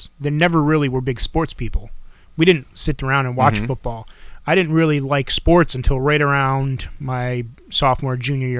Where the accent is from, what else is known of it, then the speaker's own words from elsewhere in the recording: New Jersey, United States; And I was from New Jersey, so...